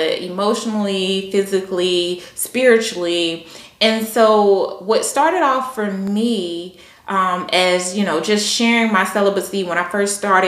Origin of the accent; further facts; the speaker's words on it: Columbia, South Carolina, United States; moved away as an adult; now in Virginia, United States; I'm from Columbia, South Carolina, born and raised.